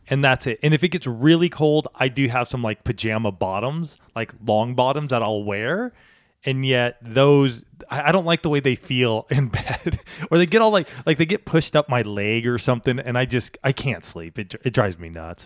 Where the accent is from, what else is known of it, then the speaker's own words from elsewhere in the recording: California, United States; also born or lived in Boulder, Colorado / Washington State; I'm a Californian. I was, I wasn't born here, but moved here at the age of one and lived here until I went to college